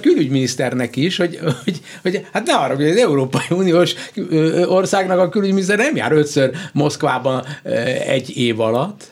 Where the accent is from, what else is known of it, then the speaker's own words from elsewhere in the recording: Hungary; Magyarországról jövök